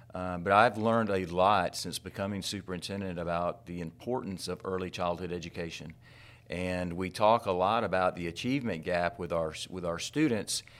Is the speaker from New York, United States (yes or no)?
no; Tallahassee, Florida, United States; I was born in Tallahassee fifty-eight years ago